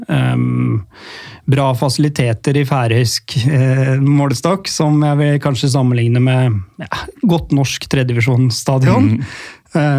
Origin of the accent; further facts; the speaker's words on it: Lørenskog, Akershus, Norway; Jeg trente Lørenskog på den tida der, eh, i tredjevisjon. Um, ehm, det er jo hjemkommunen min, da.